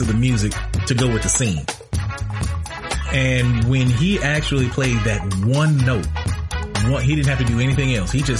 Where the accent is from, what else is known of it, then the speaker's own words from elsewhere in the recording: Marianna, Arkansas, United States; my hometown, Marianna, Arkansas